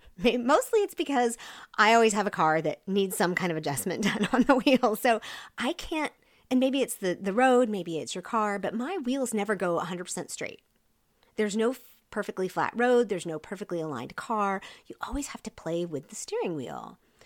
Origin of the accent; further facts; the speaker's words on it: Seoul, South Korea; also born or lived in Wyoming; And before we went on the mission field, I grew up in Seoul, Korea. So any shout outs there to my Korea peeps. Before we went to Korea, we were in Wyoming.